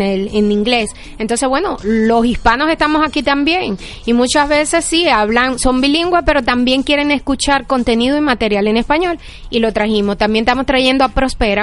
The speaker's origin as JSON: {"language": "Spanish", "country": "Venezuela", "moved": "as an adult", "lives_now": "Miami, United States", "said": "somos venezolanos"}